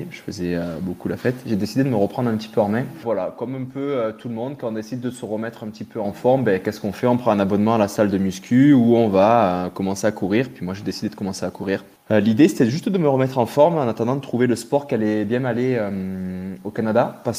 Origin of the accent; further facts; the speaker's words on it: Guadeloupe, France; j'ai grandi, il faut savoir que j'ai grandi dans les Antilles, en Guadeloupe, où mes parents avaient eu le fou projet d'aller y monter un club de plongée dans les années 80.